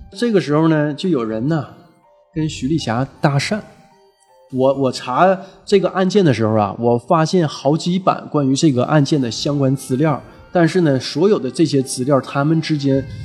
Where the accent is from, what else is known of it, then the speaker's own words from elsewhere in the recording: Shenyang, Liaoning, China; 我小时候就在沈阳滩街儿